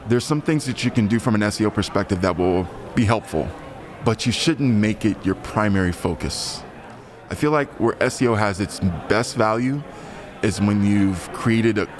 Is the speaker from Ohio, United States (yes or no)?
yes; Columbus, Ohio, United States; moved away as an adult; now in Washington DC metro area, United States; I'm originally from Columbus, Ohio, but I've been living on the East Coast for a while now, in the DC Metro. For about 10 years now